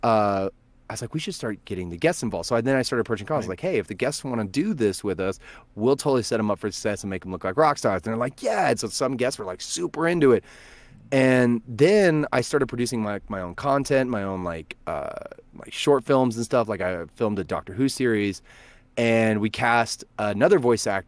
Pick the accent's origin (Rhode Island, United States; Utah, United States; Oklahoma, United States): Oklahoma, United States; Verdigris; I'm originally from Vertigris, Oklahoma